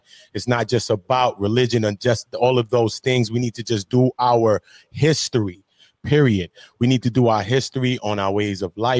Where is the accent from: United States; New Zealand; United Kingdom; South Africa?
United States; Brooklyn, New York; because I'm from New York City and I'm from Brooklyn right now. I'm in the city.